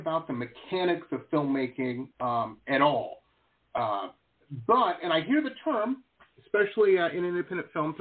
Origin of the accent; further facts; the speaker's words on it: Detroit, Michigan, United States; I grew up in Metro Detroit up in Michigan